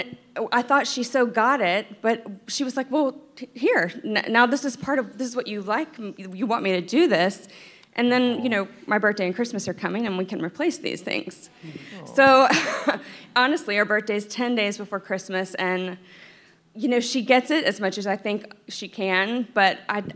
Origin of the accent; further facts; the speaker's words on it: Florida, United States; moved away as an adult; now in New York, United States; I'm from Florida